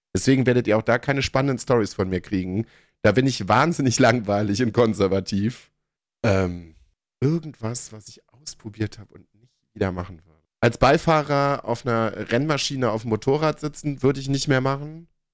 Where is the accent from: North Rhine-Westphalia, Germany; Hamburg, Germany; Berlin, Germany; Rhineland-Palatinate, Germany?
Berlin, Germany; ich komme aus Pankow